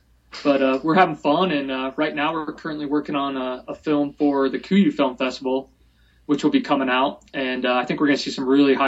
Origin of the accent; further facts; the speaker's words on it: Golden, Colorado, United States; Cole and I grew up in Golden